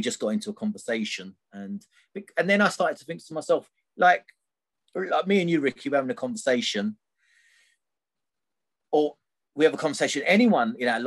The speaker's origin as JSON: {"language": "English", "town": "Gravesend", "region": "South East England", "country": "United Kingdom", "said": "I'm from Gravesend originally."}